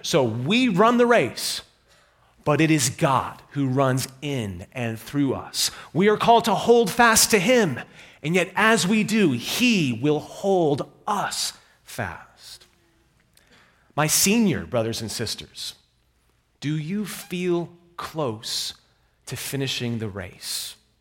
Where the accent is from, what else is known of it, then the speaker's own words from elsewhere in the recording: New York, United States; I'm from New York